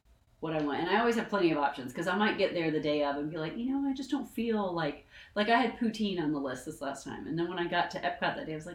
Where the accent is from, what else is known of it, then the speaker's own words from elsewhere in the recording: Atlanta, Georgia, United States; I'm from the Atlanta area.